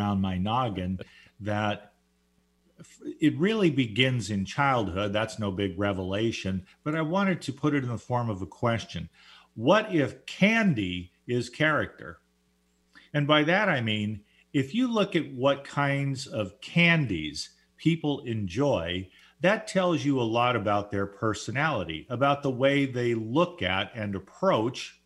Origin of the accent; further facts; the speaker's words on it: Orange County, California, United States; I grew up in Orange County, California